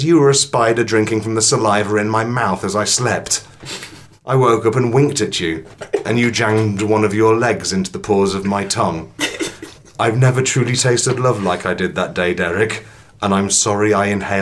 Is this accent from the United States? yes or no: no; England, United Kingdom; I'm English